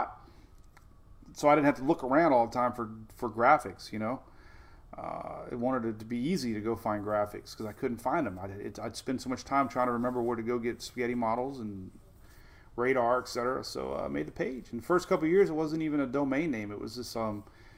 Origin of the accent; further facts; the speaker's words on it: Florida, United States; I growing up in Florida, the Tropical Update with Jim Cantore, I used to be addicted to the cone of uncertainty